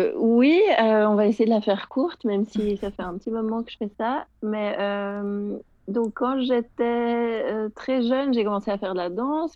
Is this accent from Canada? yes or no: no; Geneva, Switzerland; je suis euh, de Genève